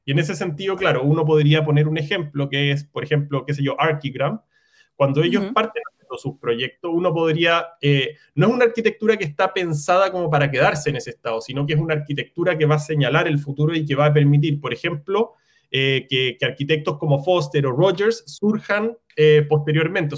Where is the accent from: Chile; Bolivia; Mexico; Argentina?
Chile; also born or lived in New York; soy arquitecto chileno